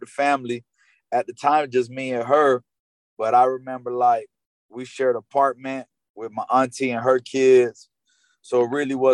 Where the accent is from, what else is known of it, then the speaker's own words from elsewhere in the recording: North Miami Beach, Florida, United States; I grew up with Haitians in North Miami Beach, Victory Park